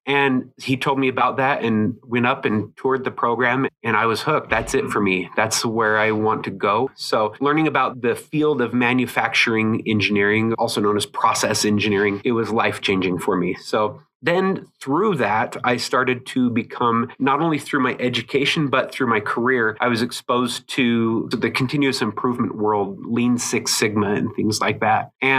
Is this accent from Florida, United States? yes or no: no; Utah, United States; born there; I was born on Hill Air Force Base, and a lot of my family is from here in Utah.